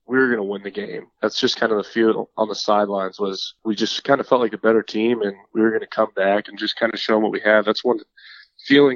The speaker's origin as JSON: {"language": "English", "town": "Las Vegas", "region": "Nevada", "country": "United States", "tie": "born or raised there", "also_born_or_lived": "Fort Myers, Florida", "moved": "as an adult", "said": "I'm from Las Vegas, Nevada"}